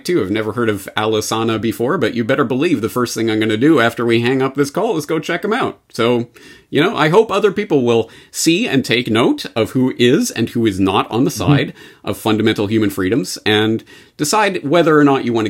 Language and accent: English; Canada; And as a Canadian, I am genetically hardwired to point out Norm Macdonald's Canadian roots.